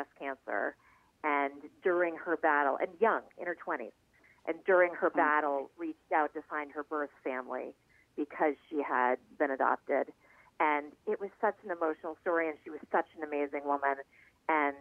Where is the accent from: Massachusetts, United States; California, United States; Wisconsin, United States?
Massachusetts, United States; Boston; moved away; I'm from Boston, and we're about the same age